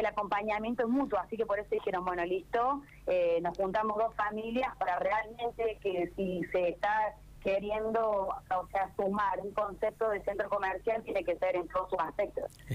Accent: Córdoba, Argentina; moved away as an adult; yo soy de Córdoba, yo soy infiltrada. Eh, y estoy viviendo acá en Hacha hace dos años

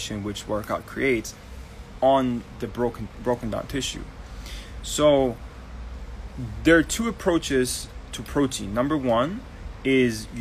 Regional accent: Germany; now in Barbados; I'm Turkish Georgian, but right now I'm in Barbados, born and raised in Germany.

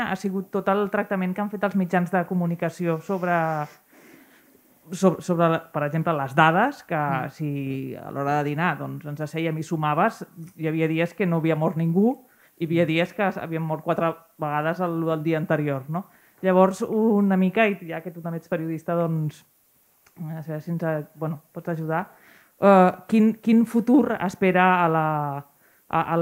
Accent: L'Argilaga, Catalonia, Spain; vinc de l'Argilaga, un micropoble que està una miqueta més cap allà.

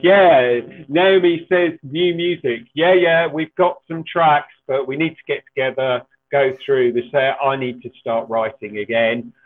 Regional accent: Ilford, London, United Kingdom; I'm from Ilford in Essex

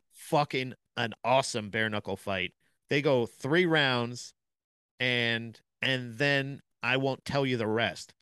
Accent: Florida, United States; I'm from Florida.

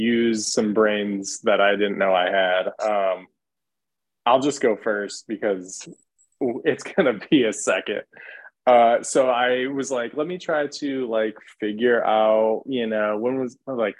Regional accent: Michigan, United States; now in Atlanta, United States; I'm also from Michigan, granted living in Atlanta now

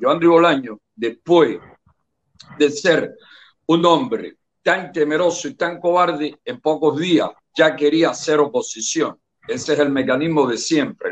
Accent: Palmarito de Cauto, Santiago de Cuba, Cuba; moved away; vivía en Palmarito de Caut que es mi pueblito, es mi zona

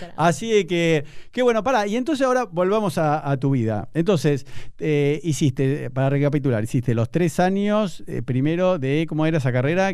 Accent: Buenos Aires, Argentina; yo como buen porteño

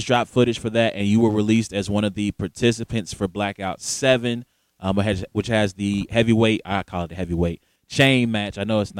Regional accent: the South, United States; I'm from the South too, though. I'm from the South too.

